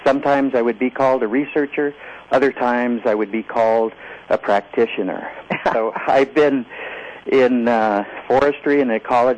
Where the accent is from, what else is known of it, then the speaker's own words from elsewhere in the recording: California, United States; also born or lived in Washington / Oregon; I grew up in parts of California and the eastern part of San Diego County and Washington and Oregon.